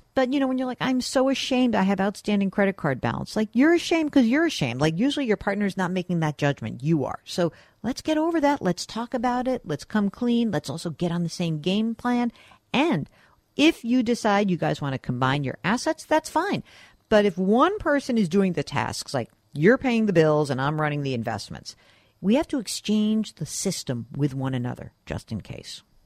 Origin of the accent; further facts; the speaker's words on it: New York, United States; I'm a New Yorker, which means I generally like to root against New England